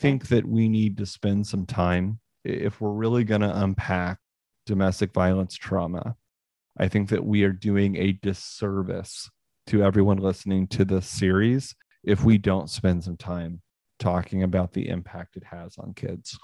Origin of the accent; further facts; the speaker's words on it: Northwest Missouri, United States; I grew up in Northwest Missouri